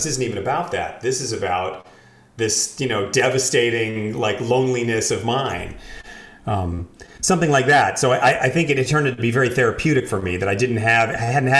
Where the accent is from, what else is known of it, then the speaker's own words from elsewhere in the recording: New York City, New York, United States; I grew up in New York City